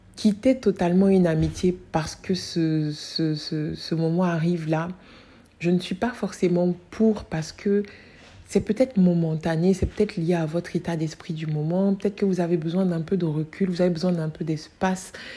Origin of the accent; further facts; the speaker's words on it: Côte d’Ivoire; chez moi en Côte d'Ivoire